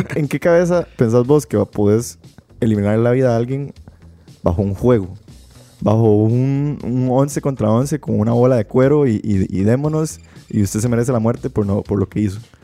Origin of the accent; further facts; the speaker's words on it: Belén, Heredia, Costa Rica; yo soy de Belén